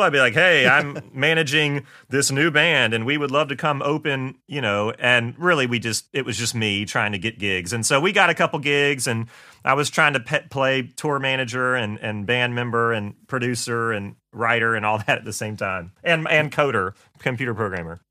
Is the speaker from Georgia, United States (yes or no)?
yes; Augusta, Georgia, United States; moved away as an adult; also born or lived in Nashville; I'm from Augusta, Georgia, uh, born and raised there